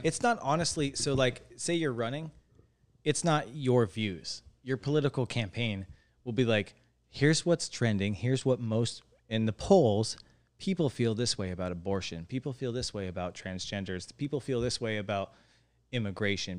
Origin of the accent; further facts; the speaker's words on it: Lake Havasu City, Arizona, United States; our generation is the literal first generation of people who are absolute Havasovians